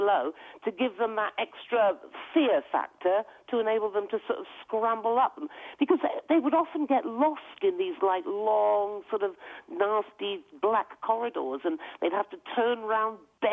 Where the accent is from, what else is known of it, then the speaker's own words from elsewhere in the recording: Devon, South West England, United Kingdom; accent: West Country; moved away; I come from Devon originally.